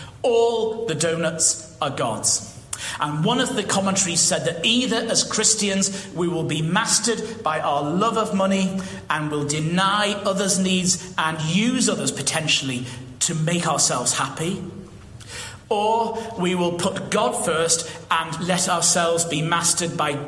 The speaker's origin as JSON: {"language": "English", "country": "United Kingdom", "said": "I'm British, okay, through the electronic gates, just, and you're in."}